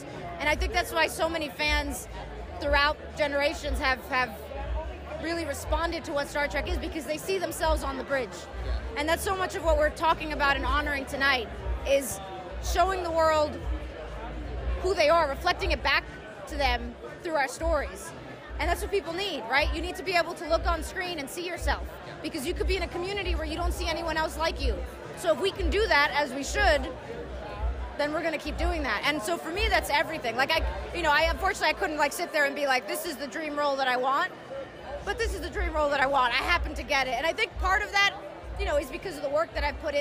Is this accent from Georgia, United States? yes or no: no; New York, United States; as a New Yorker